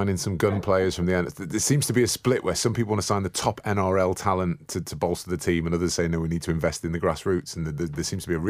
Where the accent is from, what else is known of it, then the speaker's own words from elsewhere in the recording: Wales, United Kingdom; I'm Welsh anyway.